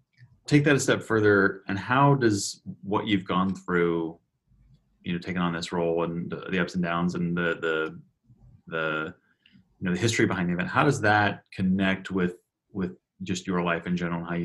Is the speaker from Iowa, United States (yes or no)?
yes; Iowa, United States; I grew up in Iowa too